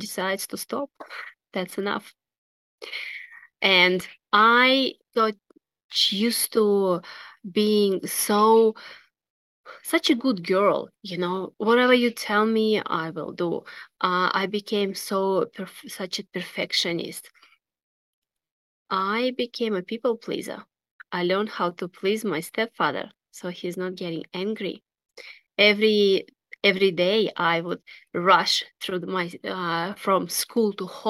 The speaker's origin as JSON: {"language": "English", "country": "Russia", "tie": "born or raised there", "moved": "yes", "said": "And I was born in Russia"}